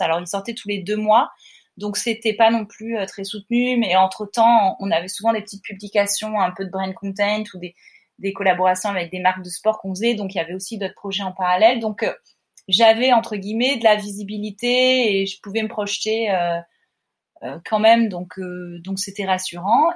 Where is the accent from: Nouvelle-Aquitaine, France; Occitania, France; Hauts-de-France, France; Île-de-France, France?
Occitania, France; Montpellier; now in Paris, France; je viens de Montpellier, je suis pas dans un environnement artistique